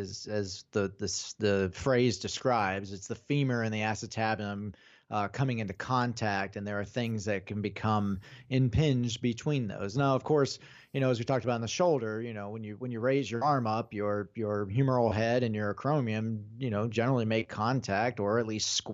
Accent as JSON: {"language": "English", "country": "United States", "said": "yes, I'm from the United States."}